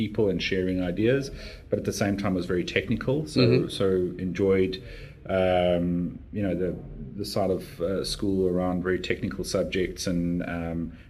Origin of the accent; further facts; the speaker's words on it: Johannesburg, Gauteng, South Africa; moved away as an adult; now in Brisbane, Australia; I was born in one of the inner city suburbs of Johannesburg in South Africa.